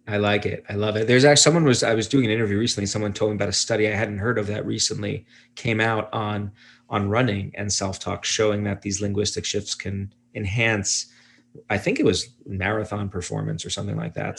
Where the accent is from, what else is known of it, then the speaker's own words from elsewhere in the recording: Brooklyn, New York, United States; I'm from Brooklyn, New York